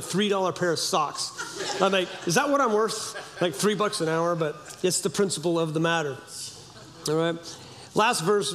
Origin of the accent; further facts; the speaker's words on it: Humboldt County, California, United States; I grew up in Humboldt County, California